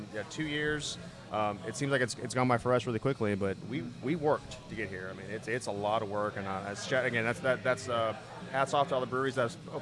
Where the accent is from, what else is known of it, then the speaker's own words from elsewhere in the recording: Houston, Texas, United States; Born and raised in Houston